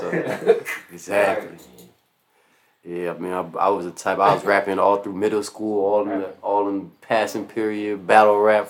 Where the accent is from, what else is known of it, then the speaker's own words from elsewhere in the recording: Pomona, California, United States; growing up in Pomona